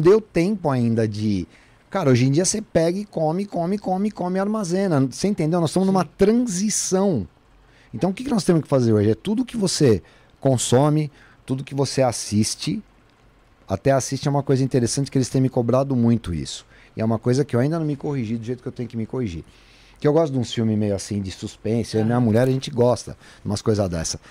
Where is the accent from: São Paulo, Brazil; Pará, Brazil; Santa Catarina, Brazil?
São Paulo, Brazil; Fui criado na rua em Santana